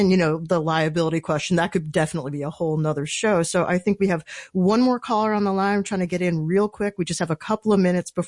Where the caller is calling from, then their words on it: New York City, New York, United States; … from New York City.